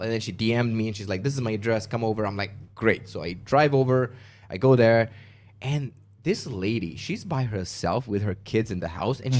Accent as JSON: {"language": "English", "country": "Malaysia", "moved": "as an adult", "lives_now": "United States", "said": "when I left Malaysia to go to the States"}